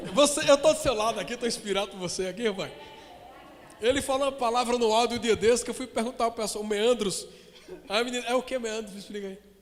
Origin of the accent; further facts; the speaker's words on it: Caruaru, Pernambuco, Brazil; Eu nasci em Caruaru